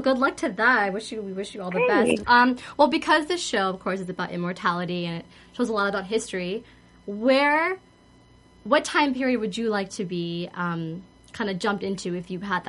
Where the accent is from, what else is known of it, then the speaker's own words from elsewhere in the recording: India; I'm Indian